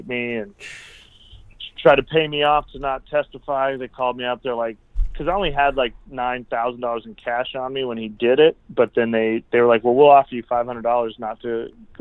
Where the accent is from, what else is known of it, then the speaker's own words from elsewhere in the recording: Wyoming, United States; I'm from Wyoming, like small town Wyoming.